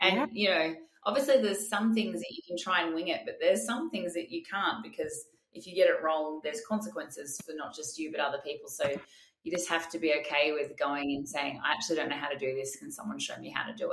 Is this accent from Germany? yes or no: no; Australia; also born or lived in Sydney; I'm your Australian host